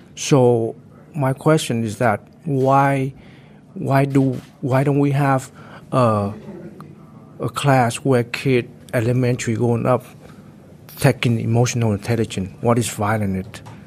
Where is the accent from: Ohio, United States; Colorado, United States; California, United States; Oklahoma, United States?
California, United States; Santa Clara County; I came from Santa Clara, uh, Santa Clara County